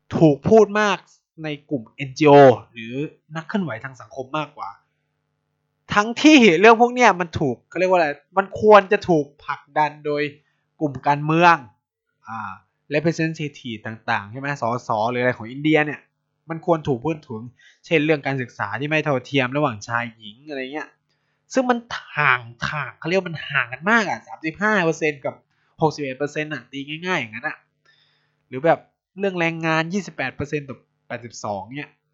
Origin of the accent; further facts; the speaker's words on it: Thailand; เราเกิดที่เมืองไทย